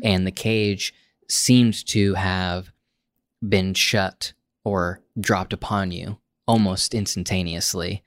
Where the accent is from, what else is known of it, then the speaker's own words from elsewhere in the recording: United States; as an American man, just because of the, my cultural upbringing